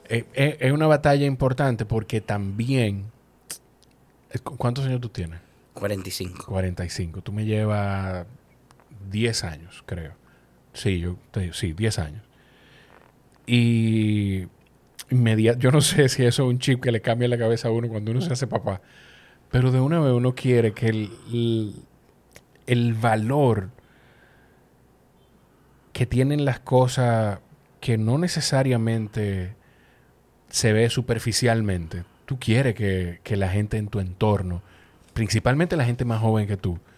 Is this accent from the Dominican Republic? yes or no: yes; Dominican Republic; Tú tenías que decir, yo soy de República Dominicana, ¿de dónde? Ah, de, Punta Cana.